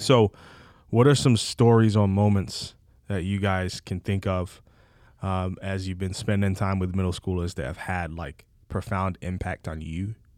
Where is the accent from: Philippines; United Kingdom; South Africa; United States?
United Kingdom; England; moved away; I'm from England